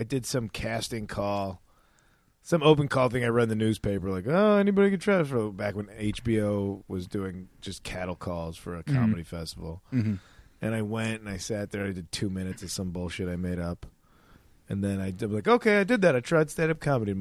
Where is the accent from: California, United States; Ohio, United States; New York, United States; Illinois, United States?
Illinois, United States; Addison; I grew up in Addison, Illinois